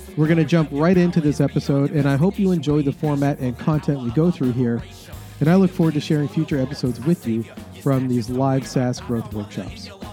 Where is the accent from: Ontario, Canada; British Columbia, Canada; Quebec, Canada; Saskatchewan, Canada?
Ontario, Canada; Toronto; live in-person sass growth events that I run in my hometown of Toronto, Canada